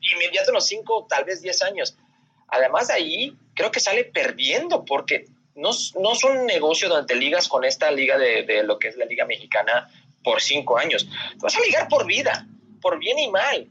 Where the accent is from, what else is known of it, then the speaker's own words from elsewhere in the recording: Las Vegas, Nevada, United States; yo soy de Las Vegas